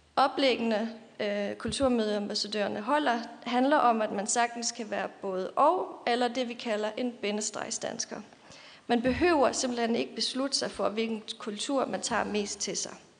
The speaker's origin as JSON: {"language": "Danish", "town": "Løgumkloster", "region": "Southern Denmark", "country": "Denmark", "tie": "born or raised there", "also_born_or_lived": "Sønderborg / Silkeborg", "moved": "as an adult", "lives_now": "Copenhagen, Denmark"}